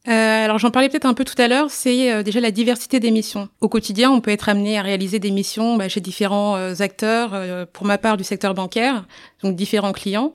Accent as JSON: {"language": "French", "country": "Niger", "tie": "born or raised there", "said": "je suis née au Niger"}